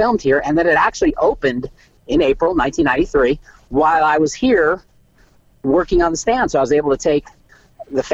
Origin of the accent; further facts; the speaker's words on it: Los Angeles, California, United States; I grew up in Los Angeles.